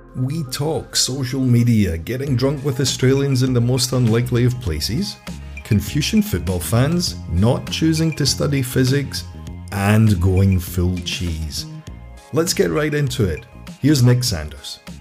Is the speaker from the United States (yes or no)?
no; Scotland, United Kingdom; moved away as an adult; I'm Scottish.